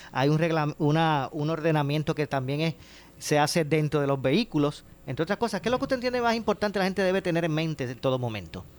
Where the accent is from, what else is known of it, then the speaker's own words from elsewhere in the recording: Puerto Rico; como, como puertorriqueños